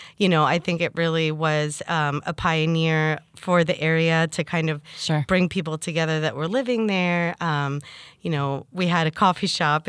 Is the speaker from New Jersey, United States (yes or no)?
yes; Basking Ridge, New Jersey, United States; also born or lived in Hoboken, New Jersey / Bergen-Lafayette, Jersey City; now in Jersey City, United States; I grew up in New Jersey in Basking Ridge.